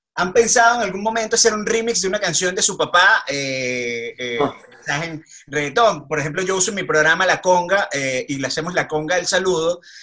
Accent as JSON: {"language": "Spanish", "country": "Venezuela", "said": "como venezolano"}